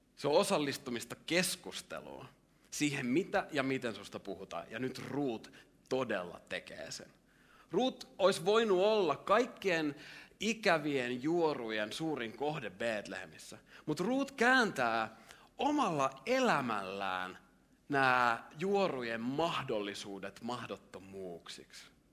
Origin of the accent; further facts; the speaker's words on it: Lahti, Päijät-Häme, Finland; mä oon tullut Lahdesta, jos mä oon lahtelainen